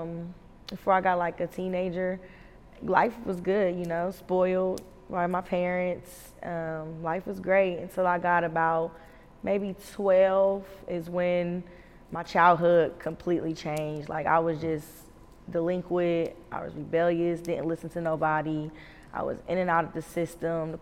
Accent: Columbus, Ohio, United States; moved away as an adult; born and raised to about 4 years ago

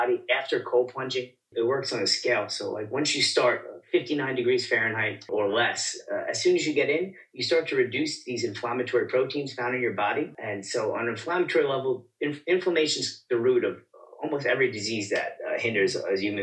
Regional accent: New York City, New York, United States; I am from the Bronx, New York

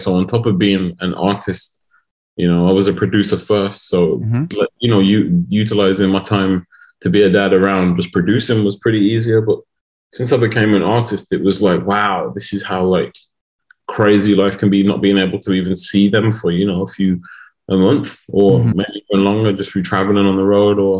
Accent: Wolverhampton, West Midlands, United Kingdom; I've never had to leave Wolverhampton

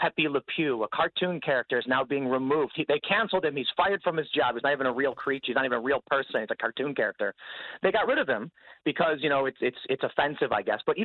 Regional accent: Chicago, Illinois, United States; I'm from Chicago

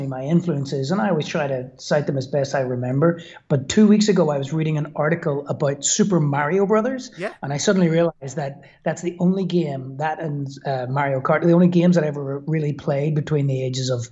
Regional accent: Belfast, Northern Ireland, United Kingdom; moved away as an adult; also born or lived in Brooklyn, New York; now in Belfast, United Kingdom; I was brought up in Belfast in Northern Ireland.

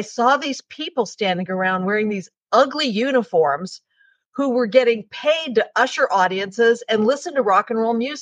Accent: Calabasas, California, United States; I grew up in Calabasas, California, which at the time was like a one-horse town

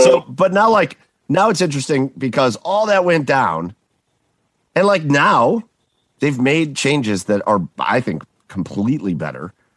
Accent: Rocky River, Ohio, United States; I grew up in Rocky River

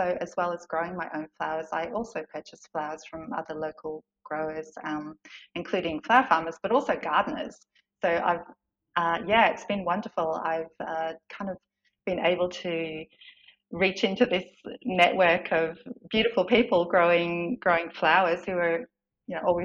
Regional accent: Melbourne, Victoria, Australia; moved away as an adult; now in Maldon, Australia; I was originally from Melbourne

